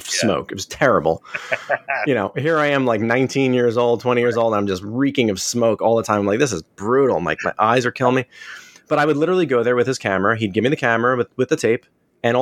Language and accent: English; Springfield, New Jersey, United States; I grew up in Springfield